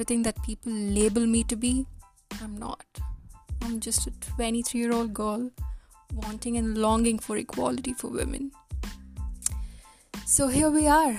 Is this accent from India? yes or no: yes; India; moved away as an adult; now in Canada; I was born and brought up in India